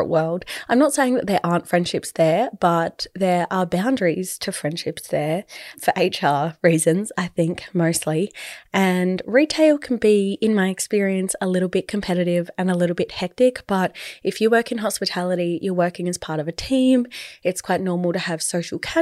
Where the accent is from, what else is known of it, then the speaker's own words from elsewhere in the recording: Adelaide, South Australia, Australia; if you are from a small city like I am, I'm from Adelaide